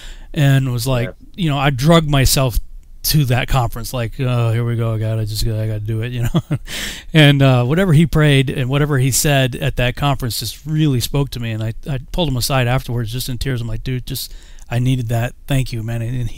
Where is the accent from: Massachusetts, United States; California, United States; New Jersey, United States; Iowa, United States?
Massachusetts, United States; moved away; also born or lived in Alabama; I was from Massachusetts